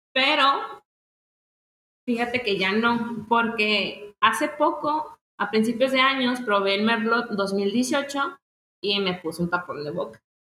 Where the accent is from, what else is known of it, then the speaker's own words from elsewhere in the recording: Mexico; como mexicanos tenemos que apoyarlos